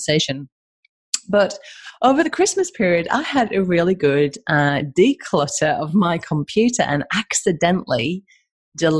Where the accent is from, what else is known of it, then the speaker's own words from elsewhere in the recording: Albany, Western Australia, Australia; I'm a nobody from Albany, right? From Albany and WA